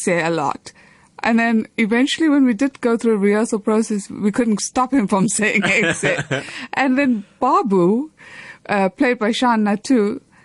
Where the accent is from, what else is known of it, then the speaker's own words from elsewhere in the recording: Verulam, KwaZulu-Natal, South Africa; moved away; also born or lived in New York City, United States / Johannesburg, South Africa; growing up in Verulam, I grew up in Groome Street